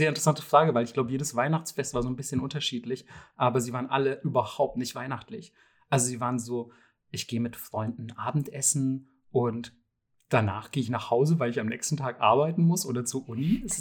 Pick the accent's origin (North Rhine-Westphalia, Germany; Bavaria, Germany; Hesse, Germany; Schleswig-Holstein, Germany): Bavaria, Germany; kann ich als Bayer natürlich sehr gut relaten.